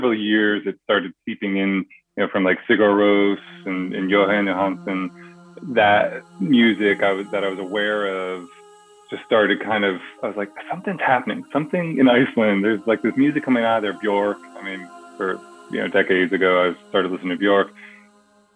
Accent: New England, United States; now in California, United States; I grew up in New England, so I had at least seasons

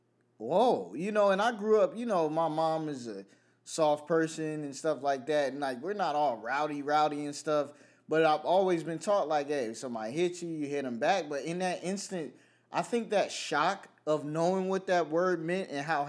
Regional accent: Chesterfield, Virginia, United States; moved away; also born or lived in Brooklyn, New York / Harlem, New York / California; growing up in Virginia

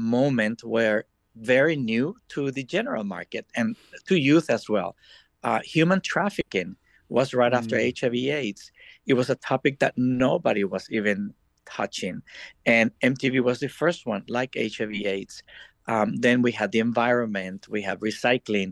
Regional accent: El Salvador; moved away as an adult; also born or lived in Washington, D.C., United States / Miami, United States; I was born and raised in El Salvador

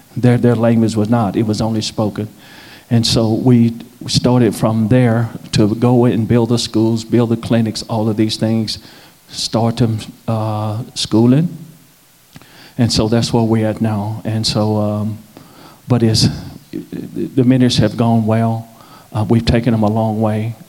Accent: Nashville, Tennessee, United States; moved away as an adult; now in South Sudan; I'm from Nashville

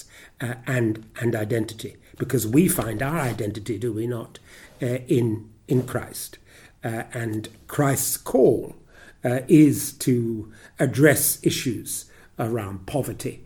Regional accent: Ghana; also born or lived in South Africa; now in United Kingdom; as a child growing up in West Africa, in the Gold Coast, and then Ghana

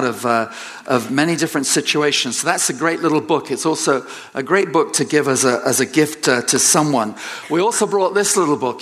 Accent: England, United Kingdom; moved away; I'm an Englishman

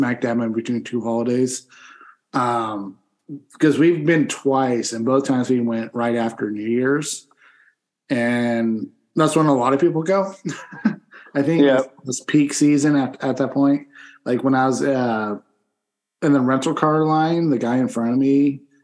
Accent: Pennsylvania, United States; moved away; I'm a complete white person who spent a good portion of his childhood growing up in Pennsylvania

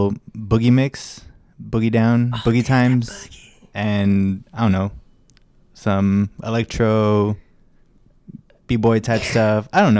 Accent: Carson, California, United States; Carson, where the Goodyear blimp lives.

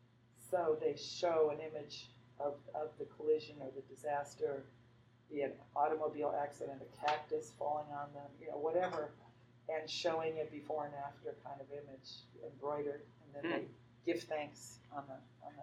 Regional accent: Madrid, Community of Madrid, Spain; also born or lived in Zaragoza; I grew up in Spain. My dad was in the Air Force schools there, so I grew up in Spain, in Madrid and in Zaragoza, Spain.

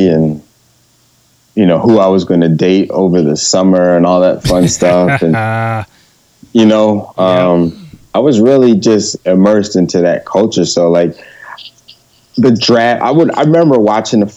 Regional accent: Philadelphia, Pennsylvania, United States; growing up in Philly.

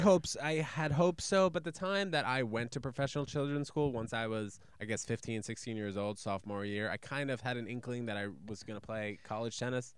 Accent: New York City, New York, United States; born or raised there; also born or lived in New Brunswick, New Jersey

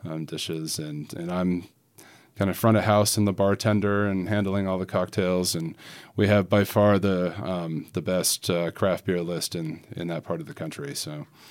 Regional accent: Salt Lake City, Utah, United States; moved away as an adult; now in Featherston, New Zealand; born and bred in Salt Lake City, Utah. Um, now living in uh, Featherston, New Zealand

